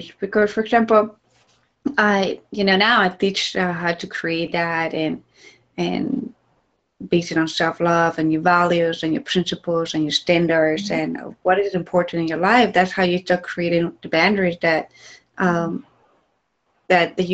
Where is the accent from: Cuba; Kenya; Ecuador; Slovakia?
Ecuador; moved away; I'm from Ecuador. So when I traveled to Ecuador, and since I was little